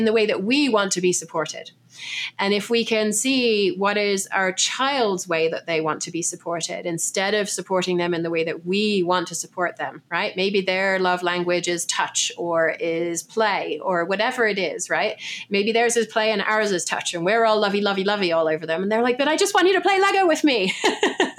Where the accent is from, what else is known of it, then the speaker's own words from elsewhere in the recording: England, United Kingdom; moved away; I'm English